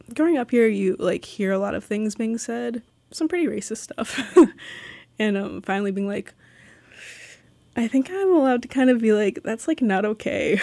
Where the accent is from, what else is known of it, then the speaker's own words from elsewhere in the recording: Sitka, Alaska, United States; also born or lived in Los Angeles, California; I've lived in Sitka for, like, fourteen, fifteen years. Uh, I moved from Los Angeles when I was seven